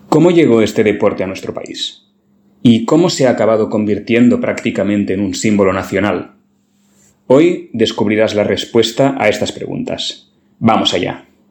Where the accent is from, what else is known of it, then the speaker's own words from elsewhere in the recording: Barcelona, Catalonia, Spain; cuando viajo al extranjero y explico que soy de Barcelona, mucha gente lo asocia automáticamente al Barça, el mayor equipo de fútbol de mi ciudad